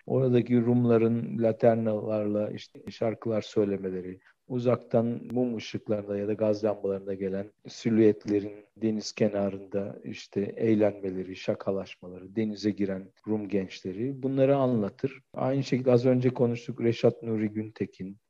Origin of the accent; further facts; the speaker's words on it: Aegean Region, Turkey; bir Egeli olarak